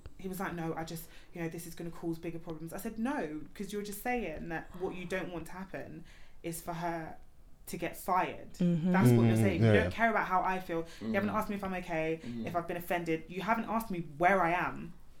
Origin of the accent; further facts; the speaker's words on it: Australia; Well, I'm from Australia and people don't soft really top.